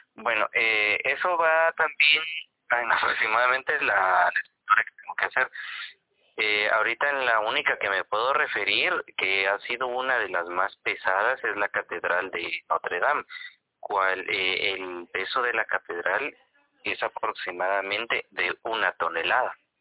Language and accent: Spanish; Guatemala; nos define como guatemaltecos